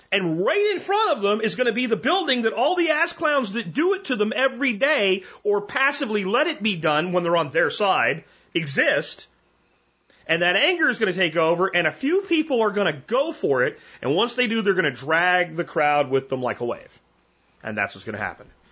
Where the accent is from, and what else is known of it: United States